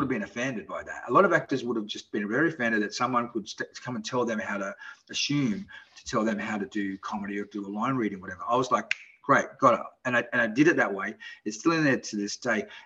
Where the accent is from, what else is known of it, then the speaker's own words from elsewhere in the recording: Australia; accent: Australian; moved away; my Australian accent